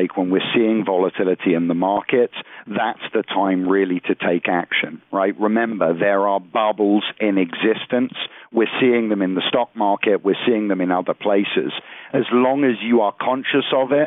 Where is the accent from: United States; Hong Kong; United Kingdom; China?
United Kingdom; moved away; I'm originally from the United Kingdom